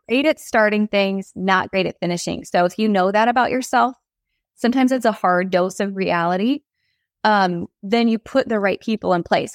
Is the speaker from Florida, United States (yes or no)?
no; North Dakota, United States; Growing up in North Dakota